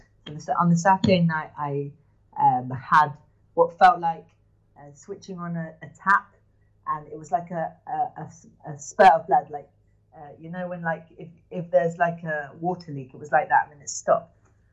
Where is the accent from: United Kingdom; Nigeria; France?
United Kingdom; England; moved away as an adult; now in Modi'in, Israel; I grew up in England.